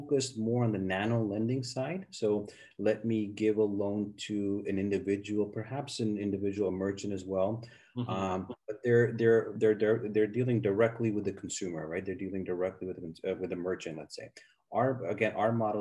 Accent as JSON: {"language": "English", "country": "Canada", "tie": "born or raised there", "also_born_or_lived": "United States", "moved": "as an adult", "said": "I grew up in Canada, been in the U.S. for many years."}